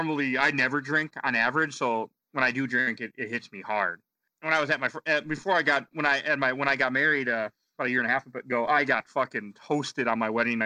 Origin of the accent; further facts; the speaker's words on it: Wisconsin, United States; moved away as an adult; now in Minnesota, United States; I'm from Wisconsin. I moved out here to Minnesota like 10 years ago because my girlfriend at the time was pregnant.